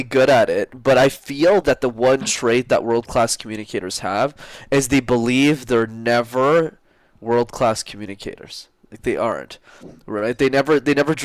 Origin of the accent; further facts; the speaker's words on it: Montreal, Quebec, Canada; I grew up in Montreal, where I still live in Canada.